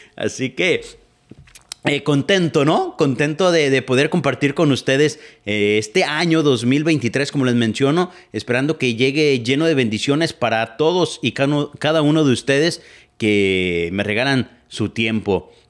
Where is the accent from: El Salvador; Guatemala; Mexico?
Mexico; Etzatlán, Jalisco; moved away as an adult; now in United States; yo soy originario de Etzatlán, Jalisco, allá por el lado de Tequila, atrás de Ameca